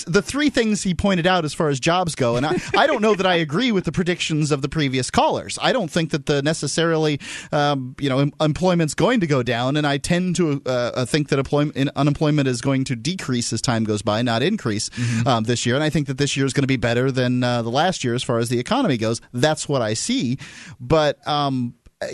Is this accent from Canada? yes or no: yes; Canada; as a Canadian